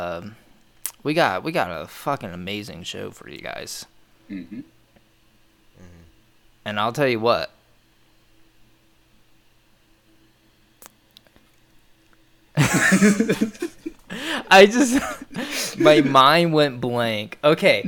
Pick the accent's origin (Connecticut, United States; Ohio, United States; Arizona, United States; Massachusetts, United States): Ohio, United States; Lewisburg; the hometown we grew up in, or at least I grew up